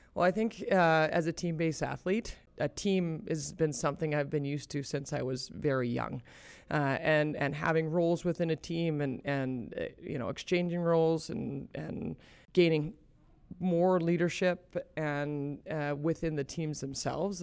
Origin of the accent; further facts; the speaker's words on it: Calgary, Alberta, Canada; moved away as an adult; also born or lived in upstate New York / Boston; now in Kelowna, Canada; I grew up here in Calgary, so it's, it's really nice to be back home.